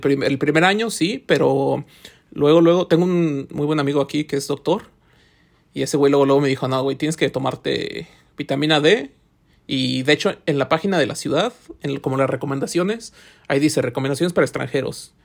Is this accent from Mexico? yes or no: yes; Mexico; now in Finland; como mexicano